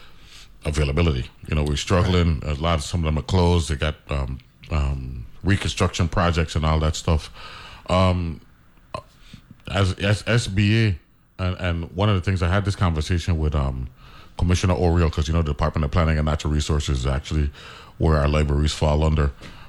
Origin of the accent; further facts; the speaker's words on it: U.S. Virgin Islands; we're half American, half West Indians, you know what I'm saying?